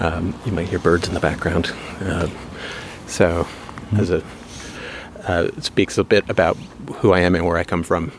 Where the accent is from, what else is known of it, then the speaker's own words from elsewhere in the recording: New York, United States; I'm from New York. You know, we have a kind of boisterous art market